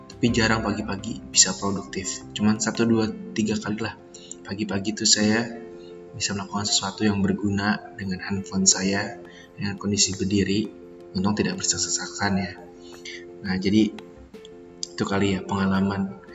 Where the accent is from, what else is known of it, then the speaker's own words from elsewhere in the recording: Tambun, West Java, Indonesia; ini saya kereta pertama dari Cikarang karena kan saya orang Tambun